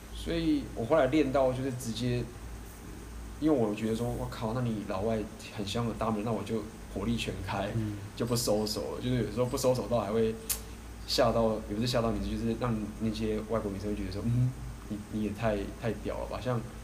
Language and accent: Chinese; Taiwan; 以我们台湾人的话，大部分都是safe很礼貌